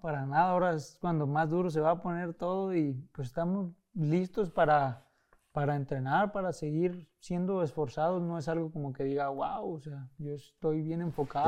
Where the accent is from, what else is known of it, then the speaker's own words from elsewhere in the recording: Mexico; also born or lived in Tijuana / Guadalajara; somos mexicanos